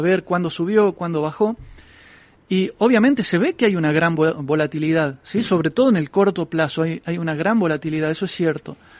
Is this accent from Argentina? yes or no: yes; Argentina; yo vengo de Argentina